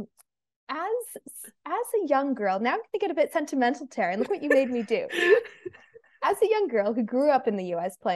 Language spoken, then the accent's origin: English; United States; moved away as an adult; now in Melbourne, Australia; my accent. I'm from the US